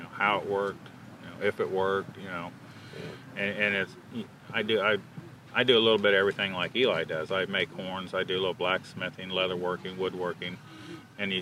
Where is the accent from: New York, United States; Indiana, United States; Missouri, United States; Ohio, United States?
Indiana, United States; Covington; I'm from Covington, Indiana.